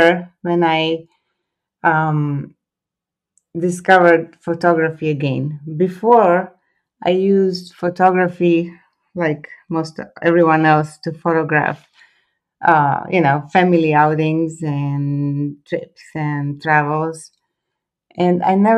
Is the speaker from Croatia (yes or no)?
yes; Split, Split-Dalmatia County, Croatia; English is a second language; moved away as an adult; now in California, United States; I was born and raised in Croatia.